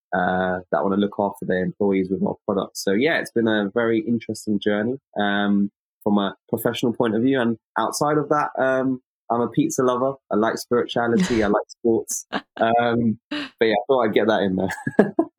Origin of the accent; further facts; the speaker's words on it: London, United Kingdom; I'm an optometrist from London in the United Kingdom